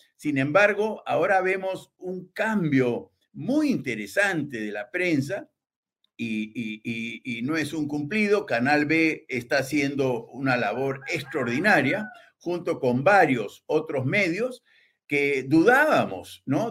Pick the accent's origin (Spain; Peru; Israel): Peru; somos Perú